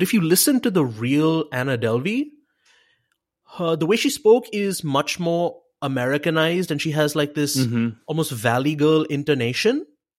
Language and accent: English; Mumbai, Maharashtra, India; Like, I'm from Mumbai, same as where Steve Banerjee was from. So, and you know, obviously my accent has changed in the 13 years that I've been here.